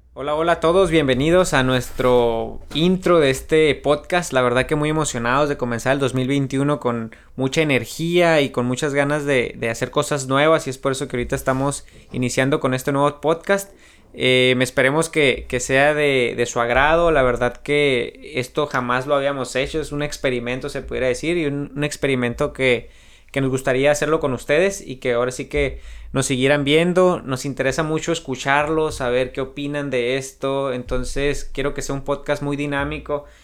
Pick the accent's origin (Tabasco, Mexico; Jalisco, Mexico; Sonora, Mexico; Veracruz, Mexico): Sonora, Mexico; San Luis Río Colorado; also born or lived in Phoenix, Arizona; un pueblo pequeño, pero la verdad que, que, me ha visto crecer y me ha dado muchísimo de lo que soy ahorita